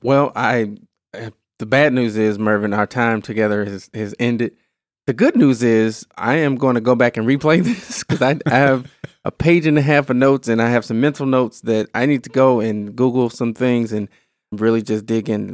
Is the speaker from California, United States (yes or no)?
no; Illinois, United States; moved away as an adult; now in Wisconsin, United States; I grew up in Illinois, all right, but I've been in, in Wisconsin for ten plus years